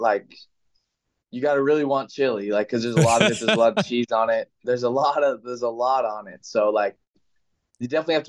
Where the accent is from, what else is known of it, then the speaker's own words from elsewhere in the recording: California, United States; I'm from California